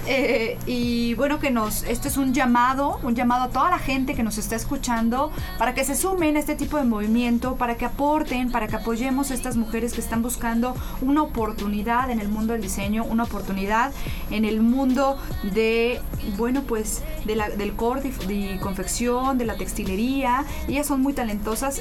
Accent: Mexico; somos los mismos mexicanos quienes no lo valoramos

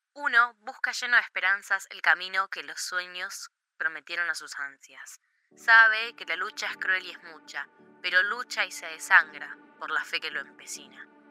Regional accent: Argentina

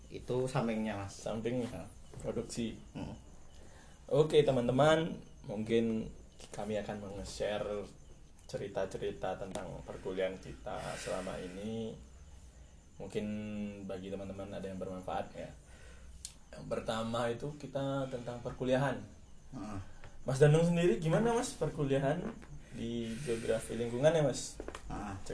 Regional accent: Semarang, Central Java, Indonesia; asalnya dari Semarang

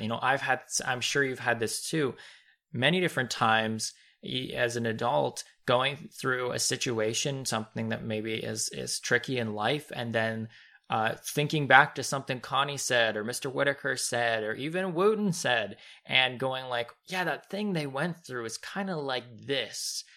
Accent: Canada; as a Canadian

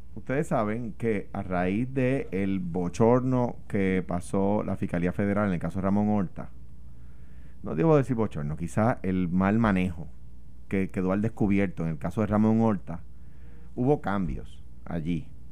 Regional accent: Puerto Rico; yo soy un puertorriqueño

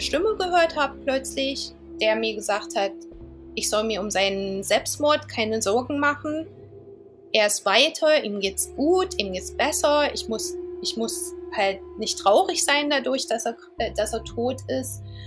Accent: Eisenach, Thuringia, Germany; moved away as an adult; also born or lived in London, United Kingdom; now in Southend-on-Sea, United Kingdom; Ich komme aber original aus Eisenach. Ich bin ähm, 2001 aus, aus Deutschland weggegangen, bin nach England gezogen

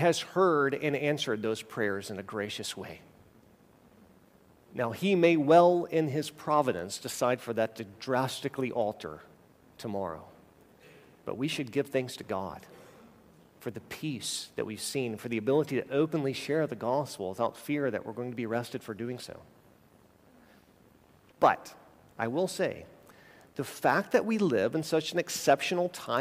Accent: United States; as American believers

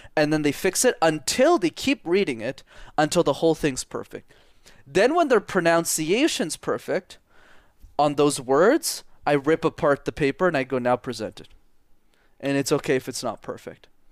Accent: Montreal, Quebec, Canada; first language English; I'm fluent in French is because I grew up in Montreal in Canada.

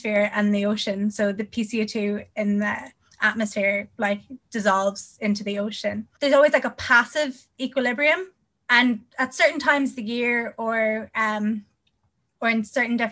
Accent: Northern Ireland, United Kingdom; I'm from Northern Ireland

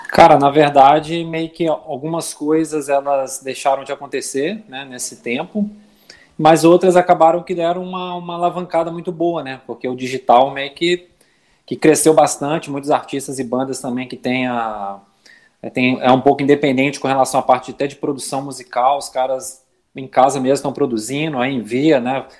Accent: Belo Horizonte, Minas Gerais, Brazil; moved away as an adult; now in Florianópolis, Brazil; eu sou, sou mineiro de Belo Horizonte, atualmente eu moro em Florianópolis, já vão fazer 10 anos

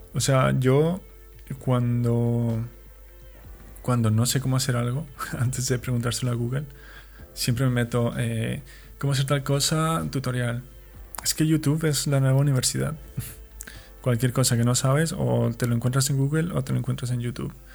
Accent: Mexico; moved away as an adult; also born or lived in Chihuahua; now in Valencia, Spain; Soy un mexicano viviendo en España

